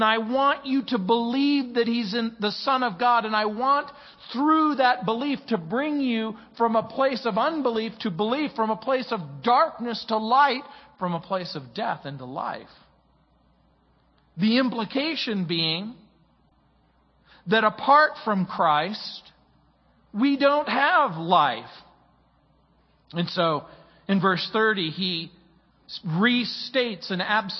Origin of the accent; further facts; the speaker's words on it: Mojave Desert, California, United States; also born or lived in New Orleans, Louisiana; When I was a young man growing up in the Mojave Desert